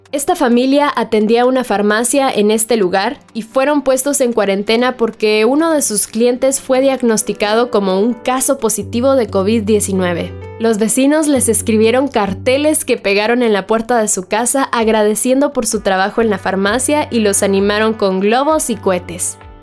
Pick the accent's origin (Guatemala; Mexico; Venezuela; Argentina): Guatemala; Chiquimula; soy del departamento de Chiquimula